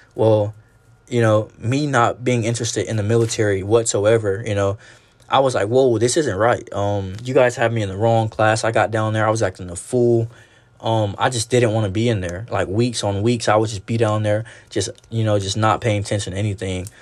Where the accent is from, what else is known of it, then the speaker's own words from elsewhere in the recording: Alabama, United States; I'm actually from Alabama